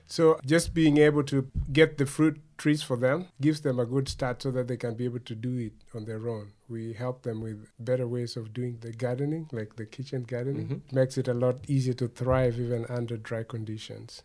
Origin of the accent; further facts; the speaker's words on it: Kendu Bay, Homa Bay County, Kenya; now in Canada; I was re- born and raised in Kenya. I come from a small town called Kendu Bay